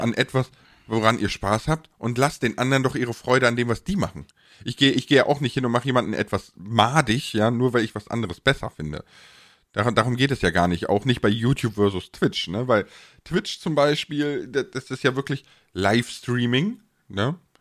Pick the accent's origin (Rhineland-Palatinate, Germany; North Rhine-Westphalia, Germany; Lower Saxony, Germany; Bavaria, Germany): Rhineland-Palatinate, Germany; Ahr Valley; da ich aus dem Ahrtal komme